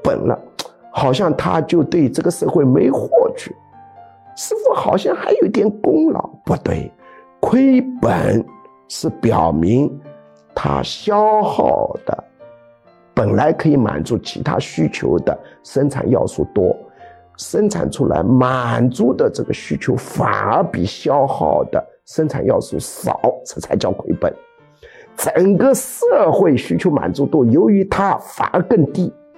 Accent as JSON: {"language": "Chinese", "country": "China", "said": "我们中国人"}